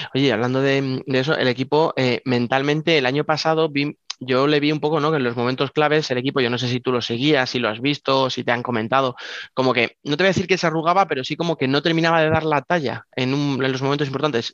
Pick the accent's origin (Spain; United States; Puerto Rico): Spain; como españoles